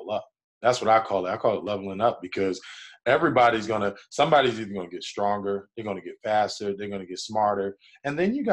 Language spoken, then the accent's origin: English; New Jersey, United States; I'm from New Jersey